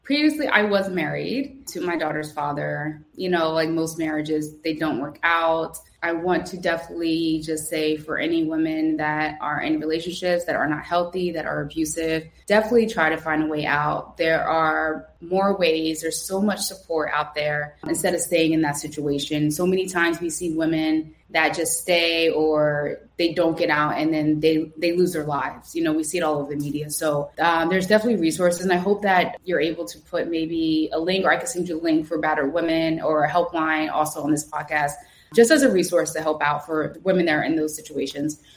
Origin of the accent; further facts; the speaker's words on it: Trenton, New Jersey, United States; moved away as an adult; now in Lisbon, Portugal; I grew up in Tryon, uh, Stuyvesant Avenue